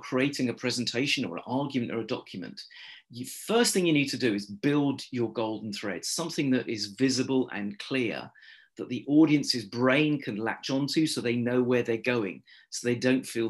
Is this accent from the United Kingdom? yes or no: yes; United Kingdom; I'm British